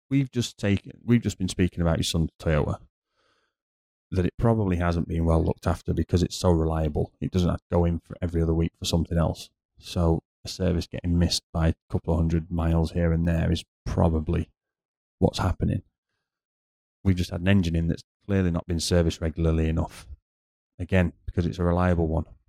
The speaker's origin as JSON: {"language": "English", "country": "United Kingdom", "moved": "yes", "lives_now": "Dubai, United Arab Emirates", "said": "as a British person"}